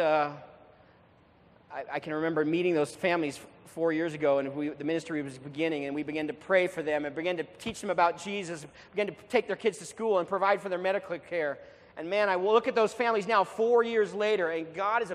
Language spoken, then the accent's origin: English; United States; moved away; I'm from America